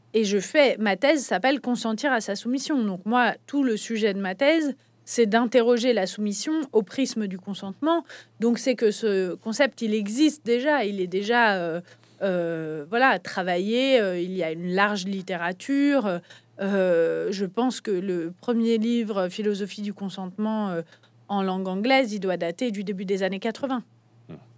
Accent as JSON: {"language": "French", "country": "France", "said": "quand on est français"}